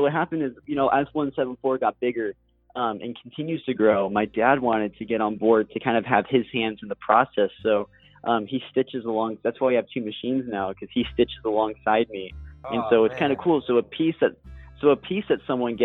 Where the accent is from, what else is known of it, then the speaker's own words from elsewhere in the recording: Corvallis, Oregon, United States; moved away; my hometown in Corvallis, Oregon